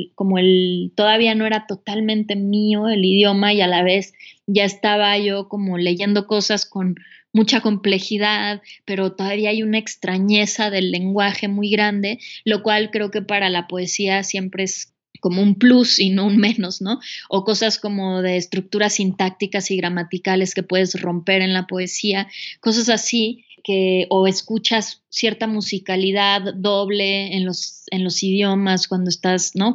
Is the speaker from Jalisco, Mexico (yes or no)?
no; Mexico City, Mexico; moved away as an adult; also born or lived in United States; yo soy de la Ciudad de México